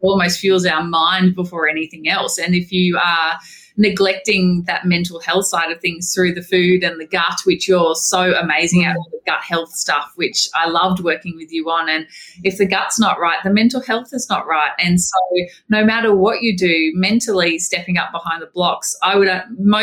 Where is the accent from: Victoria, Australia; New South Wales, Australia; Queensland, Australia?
Queensland, Australia; Wamuran; I grew up in Wormuran in Queensland